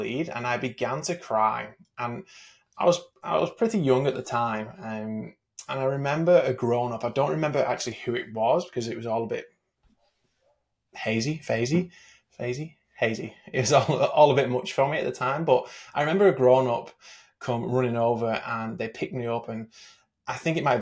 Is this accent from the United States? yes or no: no; England, United Kingdom; I grew up in England